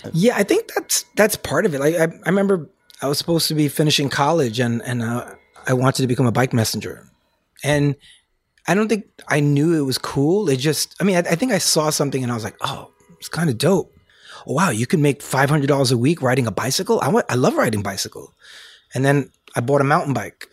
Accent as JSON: {"language": "English", "town": "New York City", "region": "New York", "country": "United States", "tie": "born or raised there", "said": "growing up in the Bronx"}